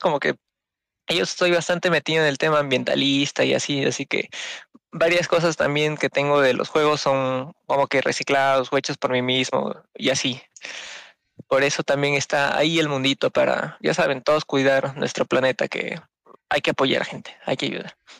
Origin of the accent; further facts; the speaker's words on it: Peru; soy de Perú bien bonito mi país